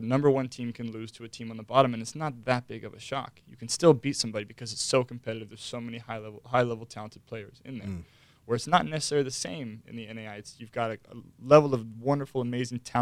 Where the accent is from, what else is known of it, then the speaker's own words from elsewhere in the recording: Victorville, California, United States; also born or lived in Orange County, California; Was born and raised, born in Orange County, raised in Victorville.